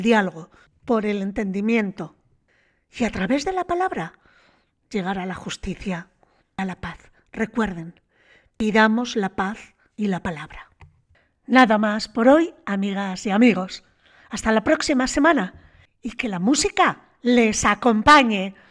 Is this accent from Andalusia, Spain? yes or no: no; Bilbao, Basque Country, Spain; como bilbaína que soy